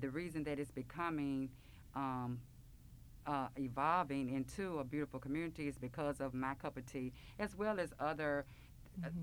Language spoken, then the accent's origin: English; Memphis, Tennessee, United States; I grew up in Orange Mound